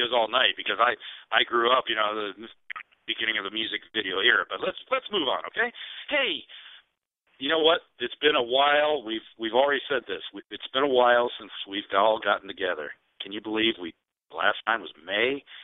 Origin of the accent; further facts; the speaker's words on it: Ohio, United States; my home state of Ohio